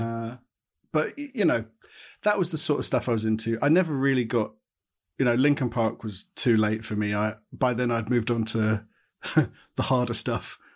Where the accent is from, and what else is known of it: Watford, East of England, United Kingdom; born or raised there